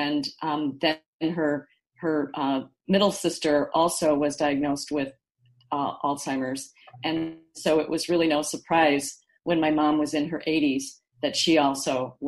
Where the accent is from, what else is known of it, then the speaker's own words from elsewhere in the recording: Dubuque, Iowa, United States; moved away; my hometown of Dubuque, Iowa